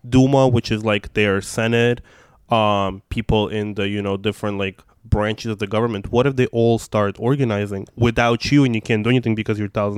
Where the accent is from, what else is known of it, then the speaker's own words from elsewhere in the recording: New York, United States; English is a second language; also born or lived in Russia; So I am... you know, being queer person from Russia and growing up in New York where there was no infrastructure for people like me